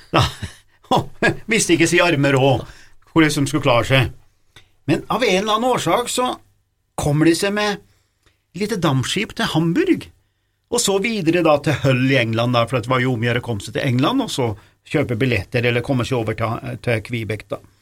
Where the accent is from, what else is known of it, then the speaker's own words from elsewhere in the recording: Norway; vi er fra Norge